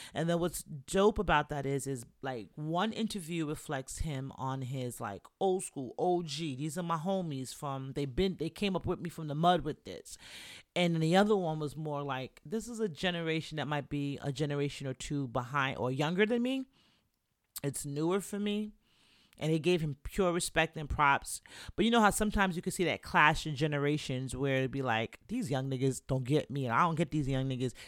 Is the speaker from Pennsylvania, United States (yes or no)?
no; New York City, New York, United States; also born or lived in Jamaica; I'm Jamaican, from the Bronx